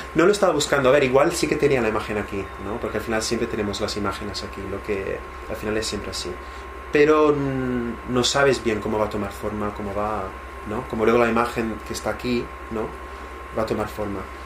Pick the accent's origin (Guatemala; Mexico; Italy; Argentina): Italy; moved away; mi pueblo en Italia